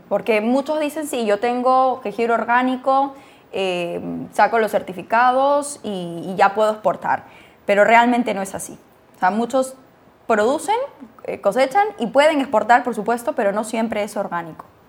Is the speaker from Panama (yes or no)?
no; Peru; soy peruana